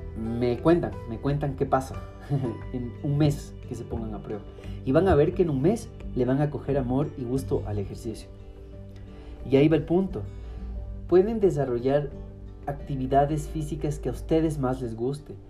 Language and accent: Spanish; Ecuador; yo como, como ecuatoriano